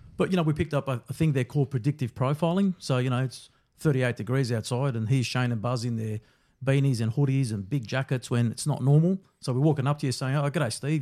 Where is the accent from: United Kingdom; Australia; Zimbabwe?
Australia; Melbourne, Victoria; growing up in Brunswick back then